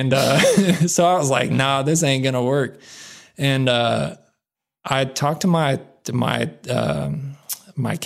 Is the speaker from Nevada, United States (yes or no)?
yes; Reno, Nevada, United States; moved away; I grew up in Reno, Nevada.